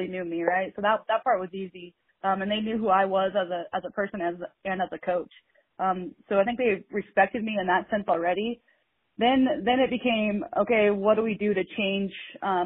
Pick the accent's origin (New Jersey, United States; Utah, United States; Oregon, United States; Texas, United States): Oregon, United States; Bend; I grew up here in Central Oregon in Bend, and went to Mountain View High School and graduated in 2008.